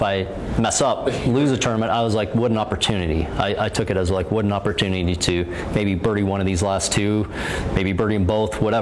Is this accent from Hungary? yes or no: no; Canada; back in Canada